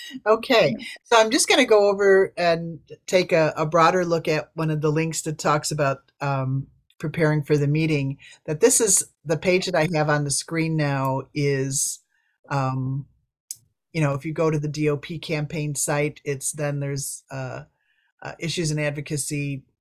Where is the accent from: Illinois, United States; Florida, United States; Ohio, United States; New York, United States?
Illinois, United States; just saying that I'm from Illinois and I will connect with anybody in the Midwest. You know, I'm just saying I'm a Midwesterner, and we want more Midwestern co-sponsors.